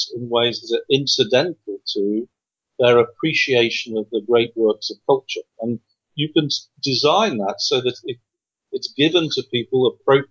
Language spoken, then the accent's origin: English; England, United Kingdom; moved away; I come from England